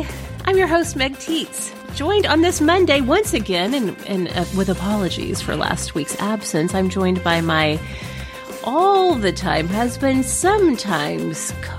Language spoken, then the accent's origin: English; Ardmore, Oklahoma, United States; in Ardmore, my hometown in Oklahoma.